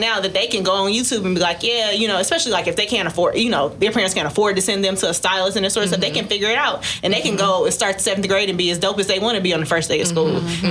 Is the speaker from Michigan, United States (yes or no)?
yes; Detroit, Michigan, United States; I'm from Detroit, so I'm mm-hmm. from like the black hair capital almost.